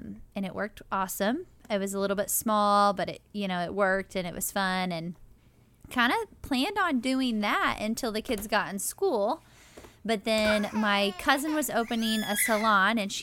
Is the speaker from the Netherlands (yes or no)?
no; Seymour, United States; and I am from Seymour.